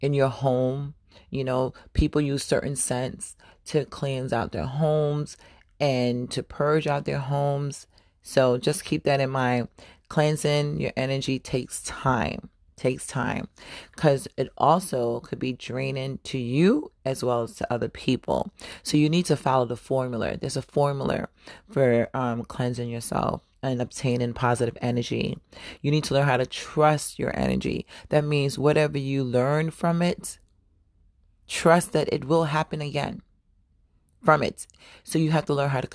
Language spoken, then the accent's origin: English; New York City, New York, United States; moved away; also born or lived in Florida / Atlanta, Georgia; I was born in Harlem. I'm a Harlem baby, but I claim Brooklyn and I claim the South as well